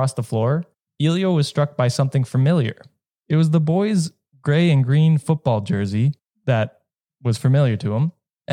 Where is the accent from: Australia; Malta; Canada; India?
Canada; as a Canadian